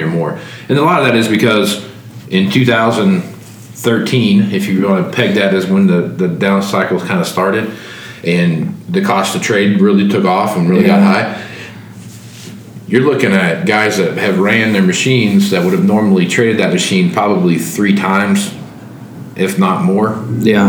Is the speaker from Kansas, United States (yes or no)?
yes; Wichita, Kansas, United States; I grew up in Wichita and, and in Kansas there